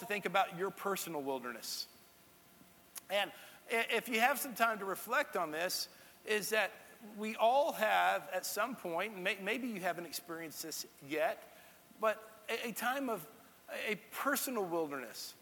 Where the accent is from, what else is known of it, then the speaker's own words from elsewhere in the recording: Texas, United States; now in Tennessee, United States; that's the part of my home state. My home state has a little bit of everything